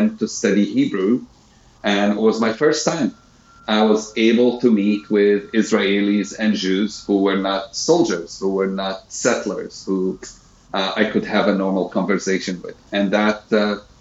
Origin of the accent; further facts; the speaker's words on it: Jerusalem, Palestine; moved away as an adult; also born or lived in South Carolina, United States; I'm a Palestinian from Jerusalem, and I split my time right now between the United States, South Carolina, and Jerusalem. I grew up in Jerusalem.